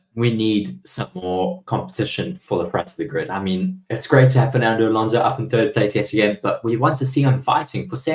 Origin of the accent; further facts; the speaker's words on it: South Africa; myself being a South African